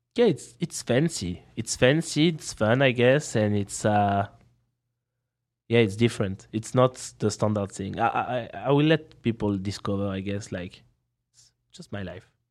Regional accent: France; accent: French; English is a second language; I'm here uh, with my French accent

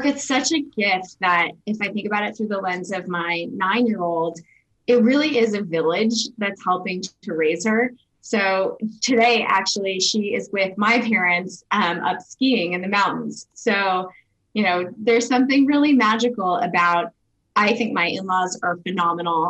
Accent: Boulder, Colorado, United States; also born or lived in California / New Jersey; So I grew up in Boulder, Colorado, which happens to be where I live now

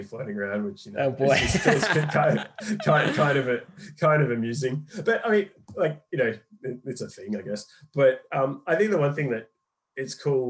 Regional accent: Australia; now in London, United Kingdom; I'm Australian. But I've been in London and for about 8-9 years now.

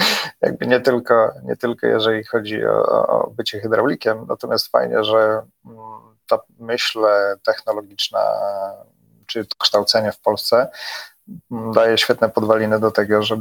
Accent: Poland; wystarczy wspomnieć, że jesteśmy z Polski i to jest świetne przełamanie tak naprawdę pierwszej takiej bariery

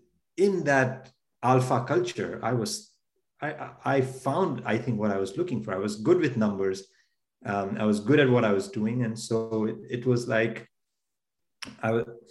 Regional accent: India; born or raised there; moved away as an adult; now in United States

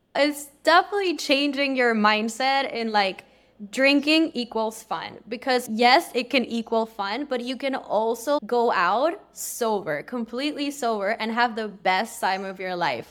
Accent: Peru; now in Los Angeles, United States; I'm originally from Peru, but I live in L

